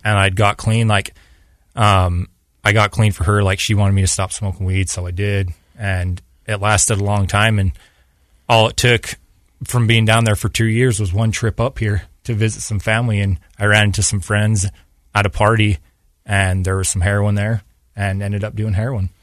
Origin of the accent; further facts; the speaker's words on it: Payson, Utah, United States; also born or lived in Mississippi / Oregon; I was born and raised in Payson down in Utah County. And that's where I lived most of my life